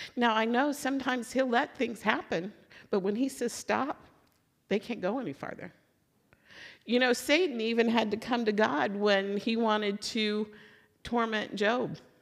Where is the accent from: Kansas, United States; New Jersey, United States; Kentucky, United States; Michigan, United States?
Kentucky, United States; Louisville; so I'm from Louisville